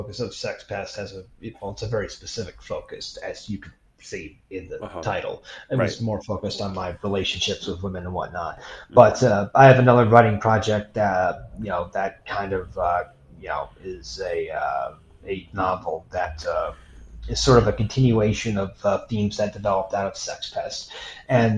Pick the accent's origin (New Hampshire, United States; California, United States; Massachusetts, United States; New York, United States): New York, United States; born or raised there; moved away as an adult; also born or lived in Philippines